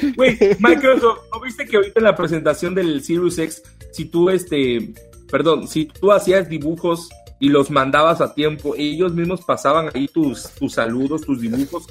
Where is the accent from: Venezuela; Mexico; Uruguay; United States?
Mexico; yo soy mexicano